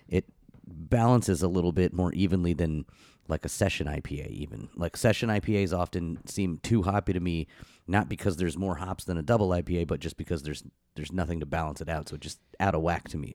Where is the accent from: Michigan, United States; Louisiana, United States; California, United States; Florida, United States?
Florida, United States; growing up in Florida